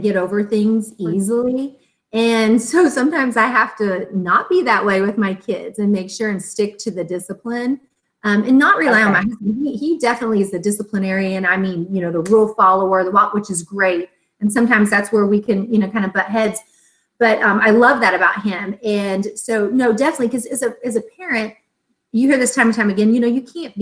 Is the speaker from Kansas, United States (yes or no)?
yes; Tonganoxie, Kansas, United States; we were raised in Tonganoxie, mm-hmm. small town Kansas